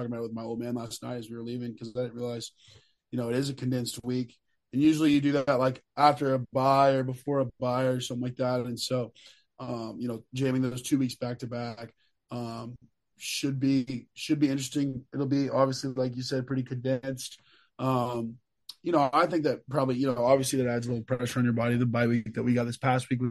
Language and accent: English; Texas, United States; moved away as an adult; also born or lived in Kentucky; I was from Texas, and I'd never been in any weather like that.